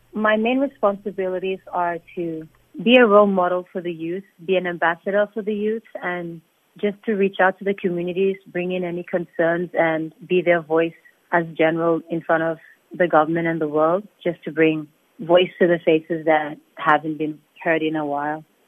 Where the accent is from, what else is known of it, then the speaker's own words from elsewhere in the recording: Nauru; also born or lived in Fiji / Australia; I remember growing up in Nauru, I guess I had the good life because when I was growing up in Nauru, there was no, there was less technology